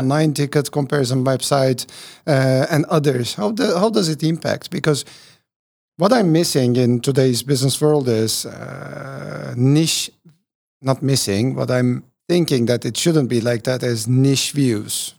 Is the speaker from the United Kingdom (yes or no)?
no; Turkey; When I was born in Turkey